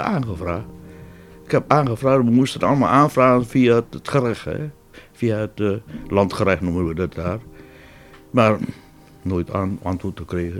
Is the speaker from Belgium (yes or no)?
no; Borong, East Java, Indonesia; moved away as an adult; now in Netherlands; Ik ben daar dus niet geboren, maar in Borong. En daar heb ik mijn, ja, mijn hele jeugd doorgebracht.